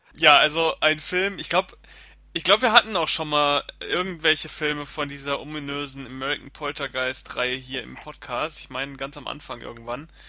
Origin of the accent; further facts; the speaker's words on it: Germany; bei uns in Deutschland